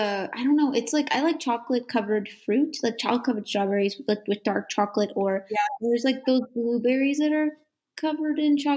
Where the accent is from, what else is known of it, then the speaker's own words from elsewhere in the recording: Byron, Georgia, United States; now in Athens, United States; I currently live in Athens, Georgia, but I'm originally from Byron, Georgia, which is a really small town.